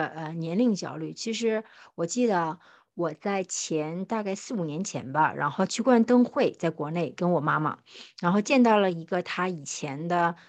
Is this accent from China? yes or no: yes; Northeast China, China; 因为我们东北人说小四十的意思就是大概是四十一二岁